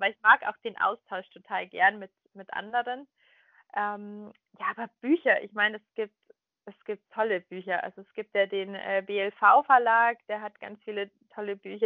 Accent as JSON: {"language": "German", "town": "Munich", "region": "Bavaria", "country": "Germany", "said": "ich komme ja aus München"}